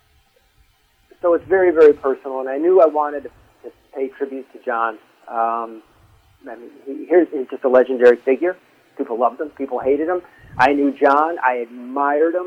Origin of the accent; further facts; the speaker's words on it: Southington, Connecticut, United States; I grew up in Southern.